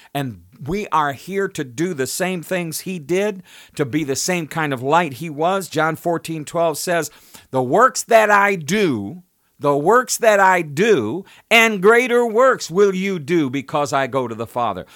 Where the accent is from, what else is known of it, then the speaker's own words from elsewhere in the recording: United States; I was born in the United States. I'm of the United States.